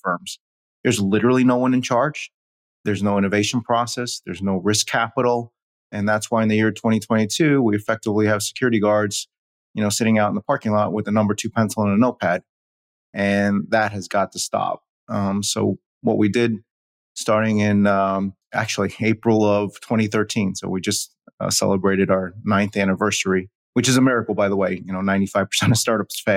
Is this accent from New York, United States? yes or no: yes; New York City, New York, United States; I was born in New York City